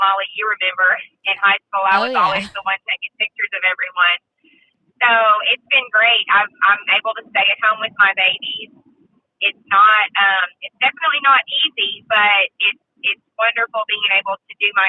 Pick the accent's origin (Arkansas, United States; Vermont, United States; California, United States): Arkansas, United States; Nashville; I am from Nashville, Arkansas, and I'm 26